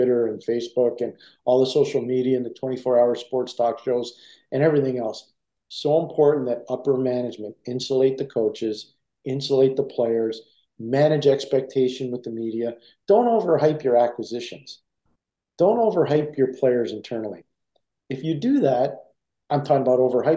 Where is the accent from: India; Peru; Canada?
Canada; Montreal, Quebec; being a kid growing up in Montreal